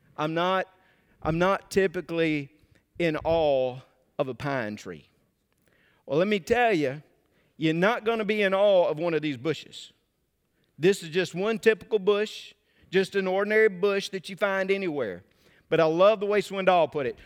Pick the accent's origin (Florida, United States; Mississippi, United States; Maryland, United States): Mississippi, United States; I'm from Mississippi. I like to pronounce about three extra syllables in every word